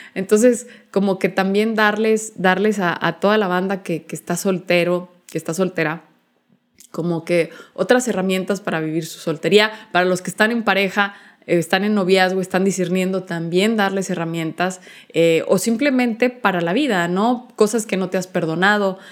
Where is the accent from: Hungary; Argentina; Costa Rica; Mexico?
Mexico; Chihuahua; soy originaria de la ciudad de Chihuahua